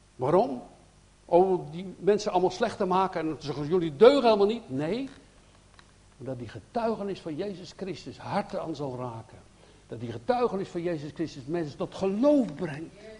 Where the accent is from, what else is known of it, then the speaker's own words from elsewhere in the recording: Netherlands; wij zijn Nederlanders